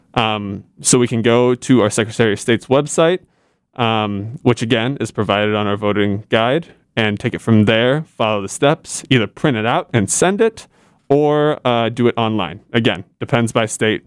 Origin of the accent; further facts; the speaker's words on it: Indiana, United States; Indiana, I'm from Indiana